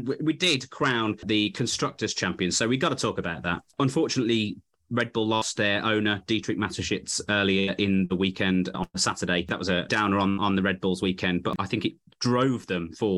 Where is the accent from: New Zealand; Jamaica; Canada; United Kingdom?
United Kingdom; as a British fan